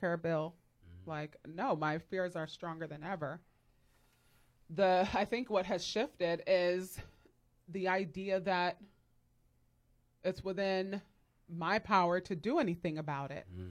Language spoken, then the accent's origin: English; United States; I absolutely love being an American.